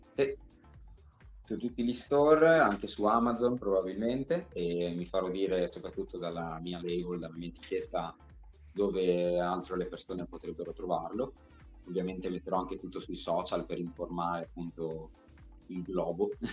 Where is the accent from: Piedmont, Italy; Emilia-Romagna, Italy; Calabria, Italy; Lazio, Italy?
Emilia-Romagna, Italy; Bologna; io sono un Regaz di Bolo perché sono nato e cresciuto a Bologna